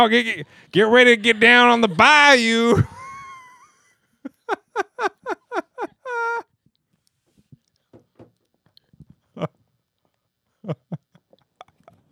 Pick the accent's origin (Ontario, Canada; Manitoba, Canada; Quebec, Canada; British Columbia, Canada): British Columbia, Canada; Terrace; growing up in Terrace